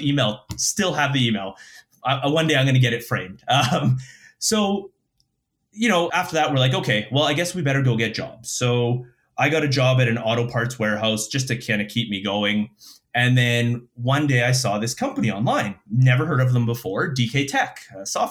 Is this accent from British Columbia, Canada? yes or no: no; Winnipeg, Manitoba, Canada; moved away as an adult; also born or lived in Calgary; born and raised in Winnipeg.